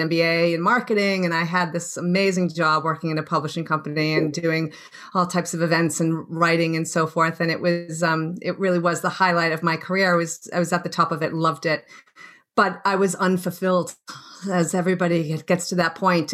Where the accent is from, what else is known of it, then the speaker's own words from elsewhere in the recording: Boston, Massachusetts, United States; moved away as an adult; also born or lived in Australia; I'm from Boston originally, and um, born and bred and grew up there